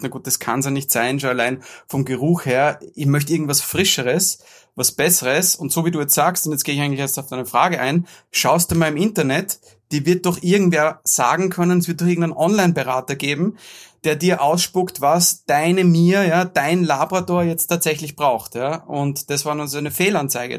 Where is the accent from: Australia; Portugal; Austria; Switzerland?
Austria; bei uns in Österreich